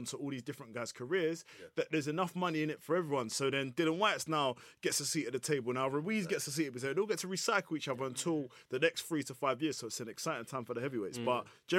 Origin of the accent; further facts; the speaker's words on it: Nigeria; I'm Nigerian. Obviously, shout out my all my people.